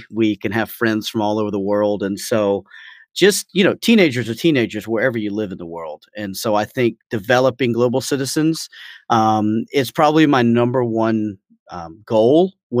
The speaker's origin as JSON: {"language": "English", "town": "Atlanta", "region": "Georgia", "country": "United States", "also_born_or_lived": "China", "moved": "as an adult", "said": "I'm from Atlanta originally."}